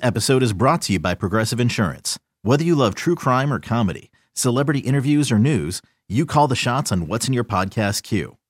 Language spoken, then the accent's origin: English; Chicago, Illinois, United States; also born or lived in Iowa; I'm from the Chicago area, like back and forth between Chicago and Iowa